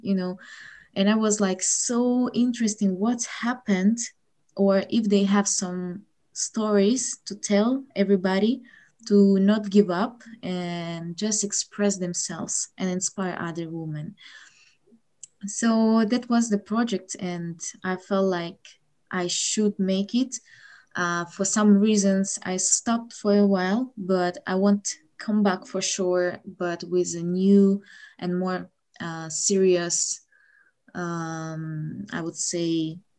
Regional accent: Ukraine; English is a second language; I'm from Ukraine

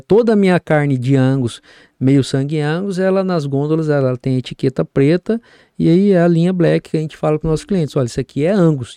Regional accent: Campo Grande, Mato Grosso do Sul, Brazil; Eu sou sumatogrossense, eu nasci nessa terra

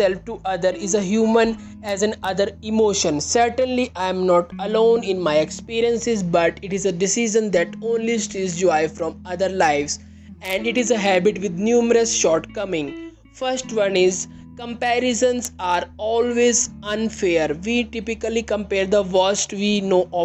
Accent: India; I am from India

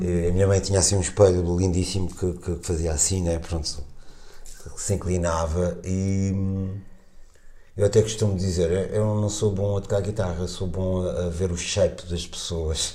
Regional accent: Portugal; nós como portugueses

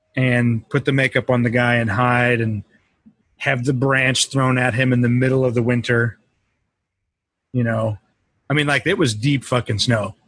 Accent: Colorado, United States; We grew up in Colorado

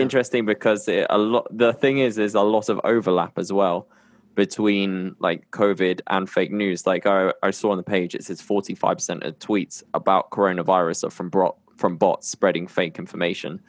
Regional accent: United Kingdom; now in Colombia; I'm based in Colombia and I'm from the U K

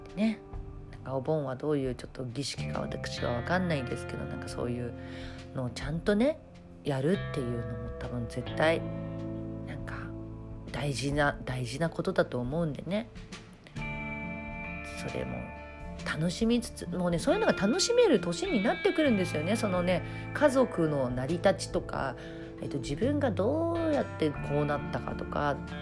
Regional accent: Tokyo, Japan; 私とかはちょっと両親も東京の人だったんでね

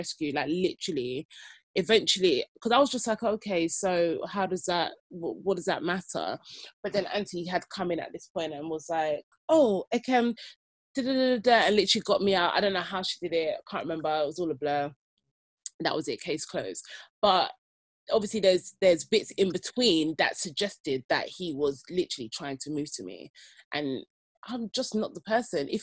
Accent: United Kingdom; I was born and bred in Britain

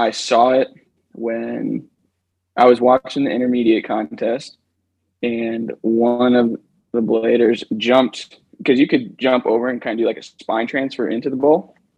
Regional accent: East Coast of the United States, United States; moved away as an adult; now in Utah, United States; I grew up on the East Coast of the United States.

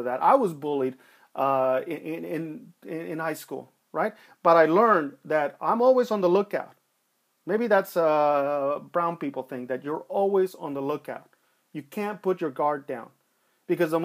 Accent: Los Angeles, California, United States; I grew up in East LA. I grew up, you know, in a rough part of time, and I grew up there during the 1980s

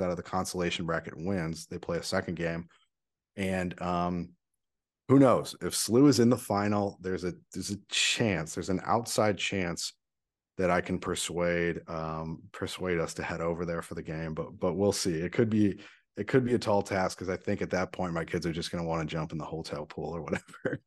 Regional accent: St. Louis, Missouri, United States; my hometown

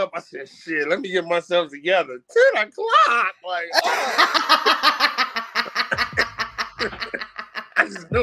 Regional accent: Detroit, Michigan, United States; I'm from Detroit.

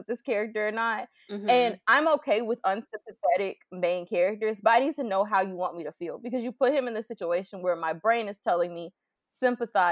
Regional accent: Florida, United States; I live, like I'm from Florida

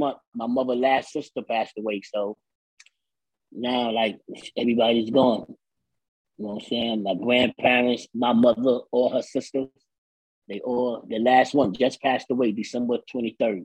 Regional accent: New York City, New York, United States; I'm from the Bronx, from the heart of the South Bronx.

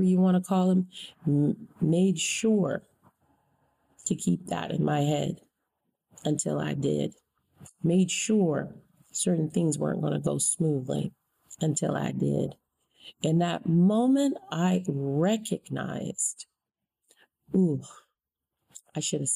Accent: United States; as an American citizen, born and raised in this country

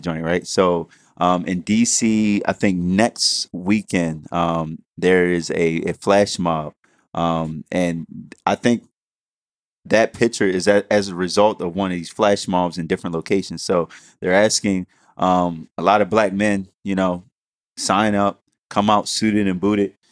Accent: Baltimore, Maryland, United States; I'm from Baltimore

